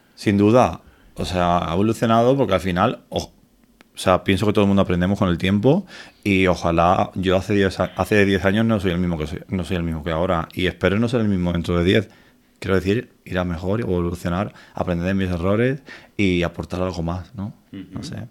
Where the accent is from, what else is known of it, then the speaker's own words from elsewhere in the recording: Torremolinos, Andalusia, Spain; moved away as an adult; now in Madrid, Spain; llamo mi tierra, llamo Torremolinos